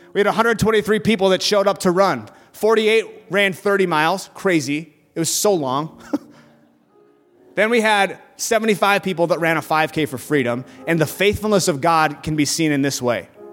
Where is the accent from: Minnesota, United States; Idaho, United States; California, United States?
Minnesota, United States; Burnsville; I grew up in Burnsville, Minnesota